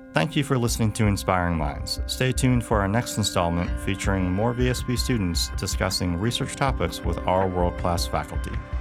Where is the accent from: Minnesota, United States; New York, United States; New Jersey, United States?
Minnesota, United States; Edina; I'm from Edina, Minnesota